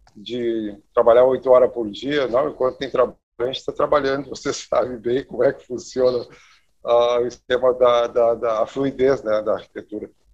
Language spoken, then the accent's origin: Portuguese; Santa Maria, Rio Grande do Sul, Brazil; sou natural de Santa Maria, interior aqui do, do, do, do estado